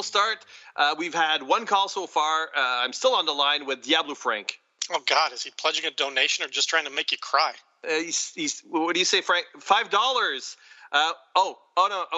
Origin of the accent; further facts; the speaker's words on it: Canada; I'm the idealistic Canadian here